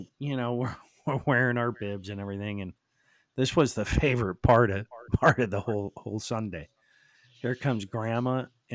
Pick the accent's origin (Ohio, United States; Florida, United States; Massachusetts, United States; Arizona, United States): Ohio, United States; Willoughby; I was born in Willoughby